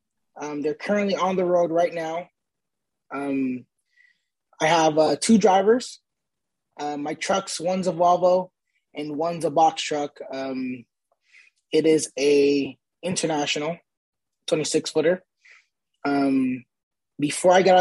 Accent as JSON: {"language": "English", "region": "New York", "country": "United States", "said": "I'm from New York. I'm a first generation American. My parents are from the Dominican Republic."}